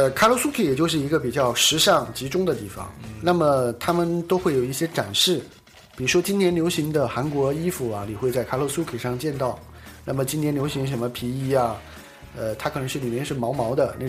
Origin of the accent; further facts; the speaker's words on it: China; now in South Korea; 的素质比中国人好很多，对，但是他们也会在一个封闭的房间里面跳那个跳一些什么肚皮舞啊这些，但是不像我们中国人在